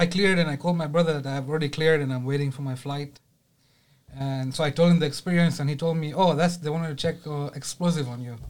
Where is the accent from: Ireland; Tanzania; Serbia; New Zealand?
Tanzania; moved away; I'm from Tanzania